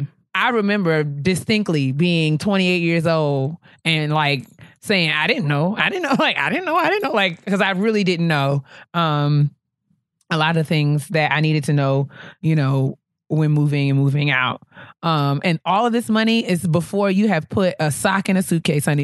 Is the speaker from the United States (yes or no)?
yes; New York, United States; moved away as an adult; now in Washington, D.C., United States; leaving New York where I grew up